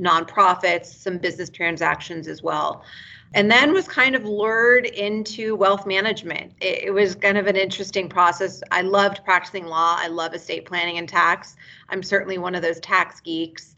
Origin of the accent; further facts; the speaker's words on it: United States; moved away as an adult; also born or lived in Bethesda, Maryland / Santa Barbara, California; now in Reno, United States; I'm originally from Lake Tahoe. That's where I was born and raised.